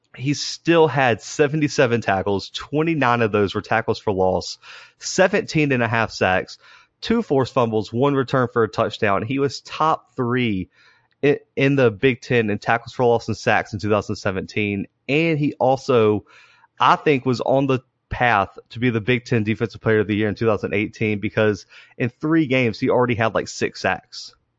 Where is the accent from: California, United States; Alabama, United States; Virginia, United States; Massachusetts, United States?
Alabama, United States; Southern; two guys from Southern Alabama